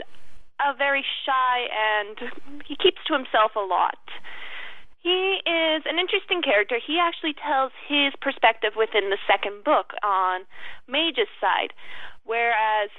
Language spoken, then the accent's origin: English; Stony Plain, Alberta, Canada; I'm originally from Stony Plain, Canada